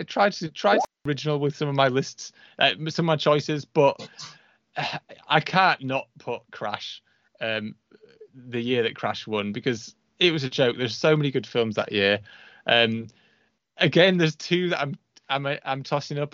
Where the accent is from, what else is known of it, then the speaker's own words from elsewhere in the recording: United Kingdom; I'm British